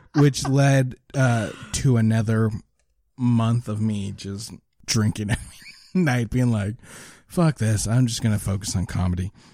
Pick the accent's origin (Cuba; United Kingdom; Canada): Canada; Lower Sackville, Nova Scotia; I grew up in Lower Sackville